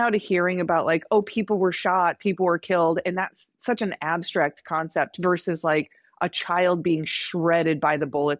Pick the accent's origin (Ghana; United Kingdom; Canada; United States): United States; Midwest; I grew up in the Midwest where there's anti-abortion signs and like billboards